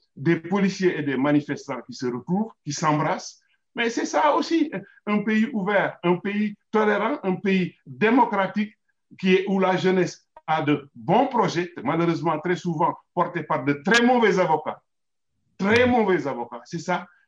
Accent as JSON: {"language": "French", "country": "Senegal", "said": "en tant que Sénégalais"}